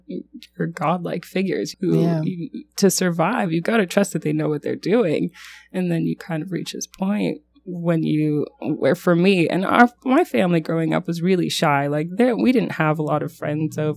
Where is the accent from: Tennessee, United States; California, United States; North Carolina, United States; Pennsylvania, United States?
North Carolina, United States; So growing up out east, I grew up in North Carolina, and there aren't many other LDS members there